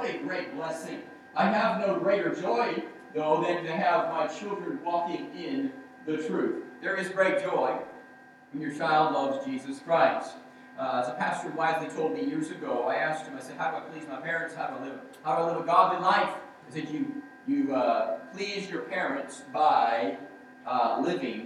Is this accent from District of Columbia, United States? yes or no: no; Georgia, United States; Growing up in Georgia in our church